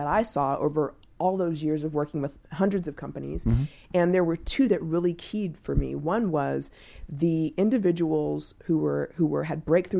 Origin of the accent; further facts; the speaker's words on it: Texas, United States; I'm actually from Texas originally.